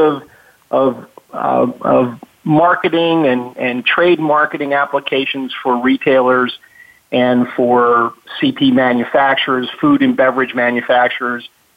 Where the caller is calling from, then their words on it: Baltimore, Maryland, United States; I'm calling from lovely Baltimore, Maryland, Charm City